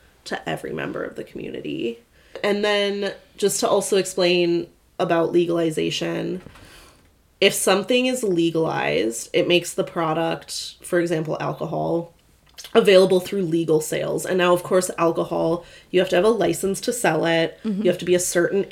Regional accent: Michigan, United States; now in Oregon, United States; I'm from Michigan

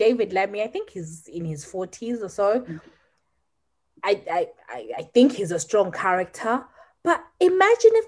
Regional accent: Zimbabwe; now in United Kingdom

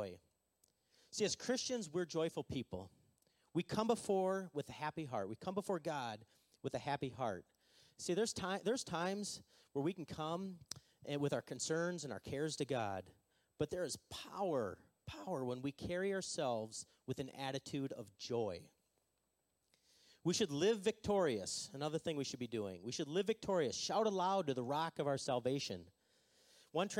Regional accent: Minnesota, United States; we're from Minnesota, and we don't really like to be enthusiastic

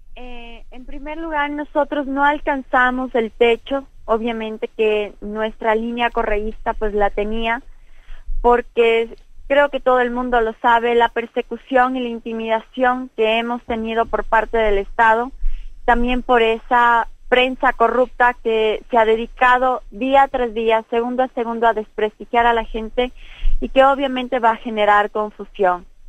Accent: Ecuador; nosotros como pueblo ecuatoriano

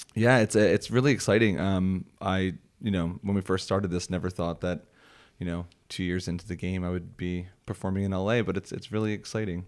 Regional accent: Philadelphia, Pennsylvania, United States; accent: Philly; Philly area?

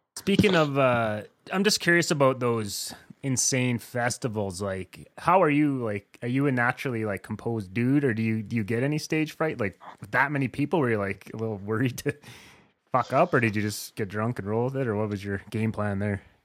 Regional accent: eastern Saskatchewan, Canada; now in Alberta, Canada; I grew up in eastern Saskatchewan and I lived in town.

